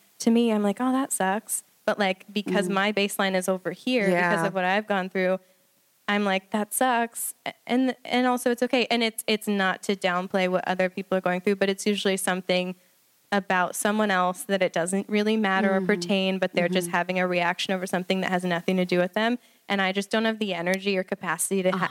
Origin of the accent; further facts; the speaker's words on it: Kansas City, Missouri, United States; moved away as an adult; also born or lived in Nashville, Tennessee / St. Louis, Missouri; I'm from Kansas City, Missouri